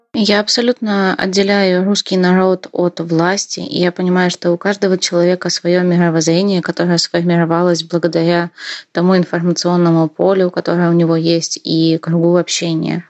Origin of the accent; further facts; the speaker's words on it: Korsun-Shevchenkivskyi, Cherkasy Oblast, Ukraine; moved away as an adult; also born or lived in Kyiv; Я родилась в Украине и выросла там, э, а именно в маленьком городке, который называется Корсун Шевченковский